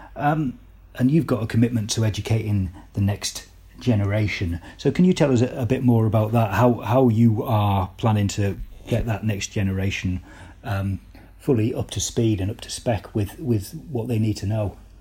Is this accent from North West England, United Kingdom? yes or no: yes; Cumbria, North West England, United Kingdom; ask me if I'm a, I'm a Geordie, but I'm not. I'm from Cumbria.